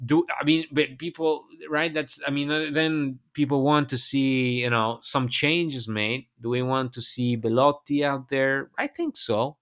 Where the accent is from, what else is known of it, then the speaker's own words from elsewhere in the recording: Bologna, Emilia-Romagna, Italy; it's m, basically my hometown. It's, yeah, it's, uh, where I have my roots.